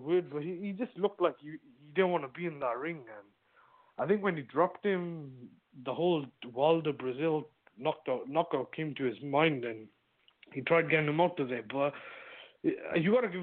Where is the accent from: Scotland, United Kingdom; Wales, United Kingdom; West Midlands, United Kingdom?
Wales, United Kingdom; Cardiff; my hometown